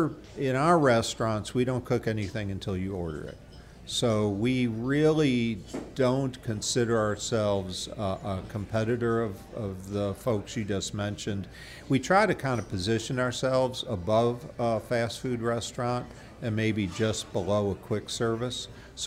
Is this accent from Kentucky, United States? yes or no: no; Michigan, United States; We're from Michigan originally, but we were kind of had spent years looking for just the right opportunity.